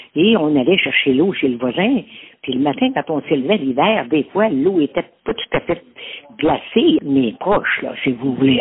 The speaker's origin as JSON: {"language": "French", "town": "L'Islet", "region": "Quebec", "country": "Canada", "tie": "born or raised there", "said": "je suis née à Lille"}